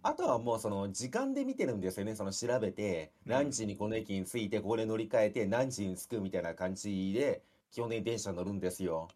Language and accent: Japanese; Japan; 私の地元っていうか奈良とか京都なんですけど